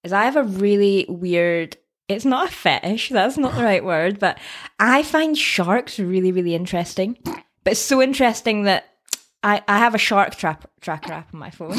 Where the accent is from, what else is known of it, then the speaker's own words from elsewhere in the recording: Scottish Borders, near Berwick-upon-Tweed, Scotland, United Kingdom; accent: Scottish; I am from Scotland. Can you tell by the accent? Originally from the Scottish borders, a little town near, uh, Berwick.